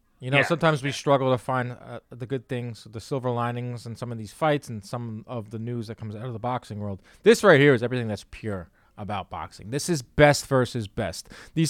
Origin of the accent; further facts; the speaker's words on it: Long Island, New York, United States; I grew up on Long Island in New York as an Italian man, boxing fan.